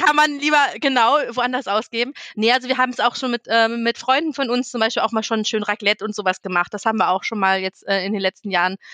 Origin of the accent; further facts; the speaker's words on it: Northern Germany, Germany; moved away; ich bin ja gebürtige Norddeutsche und habe da noch meine Oma und die Seite meines Vaters, äh, die wohnen ja noch komplett dort oben